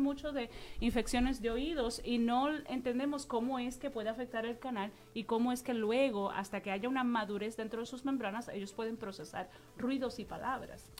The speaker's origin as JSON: {"language": "Spanish", "country": "Puerto Rico", "moved": "yes", "lives_now": "New York, United States", "said": "Vengo de Puerto Rico"}